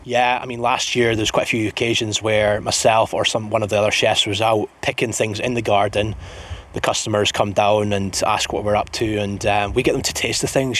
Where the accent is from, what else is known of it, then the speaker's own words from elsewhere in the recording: Scottish Borders, Scotland, United Kingdom; moved away; also born or lived in Edinburgh; I'm um, originally from Edinburgh, but I grew up in the Scottish borders